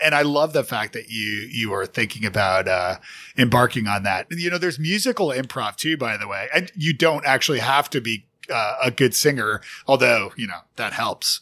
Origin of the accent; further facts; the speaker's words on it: Canada; now in United States; as a Canadian living in the States